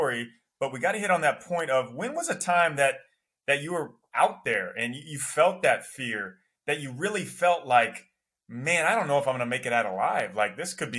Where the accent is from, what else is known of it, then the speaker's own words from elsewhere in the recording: Iowa, United States; now in Los Angeles, United States; I grew up in Iowa in the snow